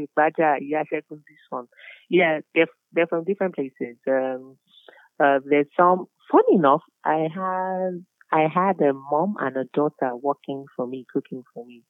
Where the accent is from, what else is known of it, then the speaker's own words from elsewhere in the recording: Lagos, Nigeria; I'm a local girl. I'm from Isaleko.